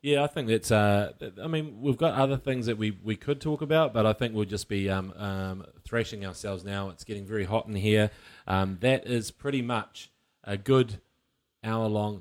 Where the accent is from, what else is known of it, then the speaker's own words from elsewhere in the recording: Waikato, New Zealand; I'm from the Waikato